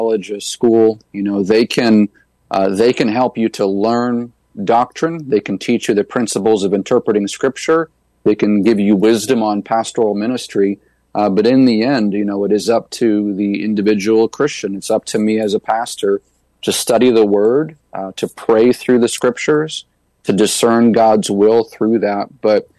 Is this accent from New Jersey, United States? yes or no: no; New Hampshire, United States; planted a church right in my hometown